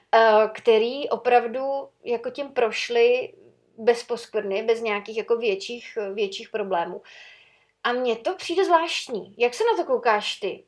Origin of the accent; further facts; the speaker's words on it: Sokolov, Karlovy Vary Region, Czechia; u nás v Sokolově